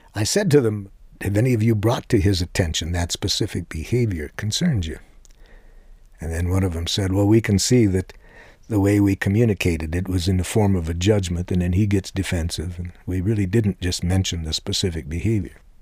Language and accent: English; Detroit, Michigan, United States; the language that I was educated to speak growing up in Detroit